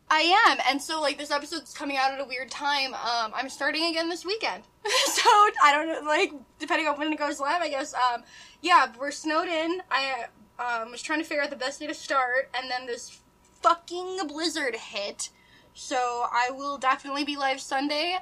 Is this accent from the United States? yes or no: yes; Midwest, United States; accent: nasally; I'm just from the Midwest. So like, I'm nasally